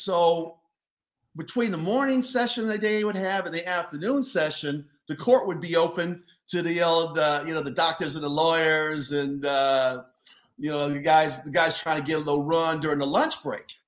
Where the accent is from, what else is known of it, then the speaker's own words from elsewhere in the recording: Los Angeles, California, United States; moved away; my hometown team